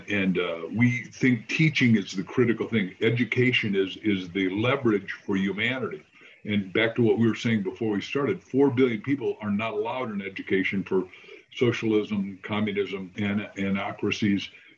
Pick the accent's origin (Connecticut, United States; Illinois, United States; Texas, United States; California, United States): Illinois, United States; That's right. I mean, we had no books in the house.